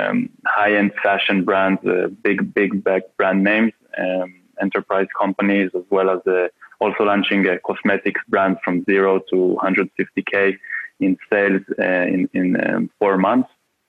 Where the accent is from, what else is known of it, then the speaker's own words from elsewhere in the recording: Vienna, Austria; I'm from Vienna, Austria.